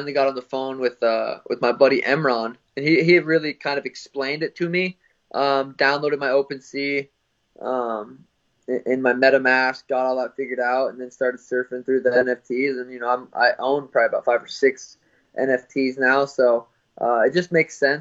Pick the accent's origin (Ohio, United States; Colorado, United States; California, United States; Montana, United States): Montana, United States; Helena; moved away; also born or lived in Phoenix; growing up in Helena, small town.